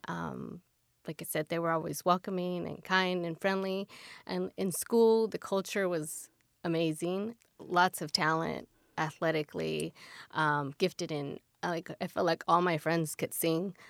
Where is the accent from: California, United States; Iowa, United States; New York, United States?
California, United States; Pacoima; now in Orange County, United States; I grew up uh, 30 minutes north of LA uh, in the San Fernando Valley, a city called Pacoima